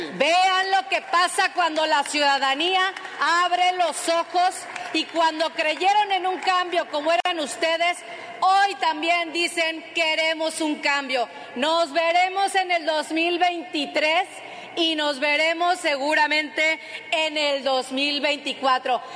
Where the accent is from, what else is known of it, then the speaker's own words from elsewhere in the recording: Mexico; nosotros como mexicanos y mexicanas